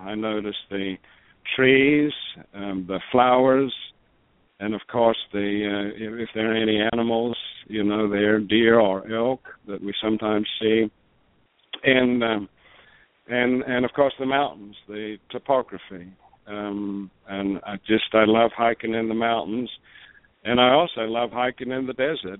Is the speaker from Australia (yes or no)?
yes; South Australia, Australia; moved away as an adult; also born or lived in Adelaide, Australia / Tulsa, United States / Houston, United States; now in Albuquerque, United States; I was born in born and raised in Australia